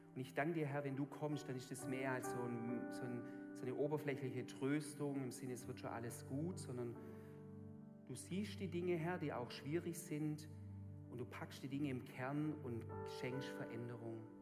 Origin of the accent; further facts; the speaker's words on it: a Swabian village, Germany; accent: Swabian; in meinem Dorf, wo ich aufgewachsen bin